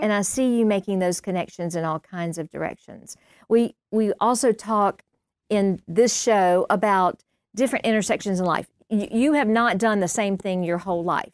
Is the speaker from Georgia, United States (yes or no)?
yes; Milledgeville, Georgia, United States; we grew up in Milledgeville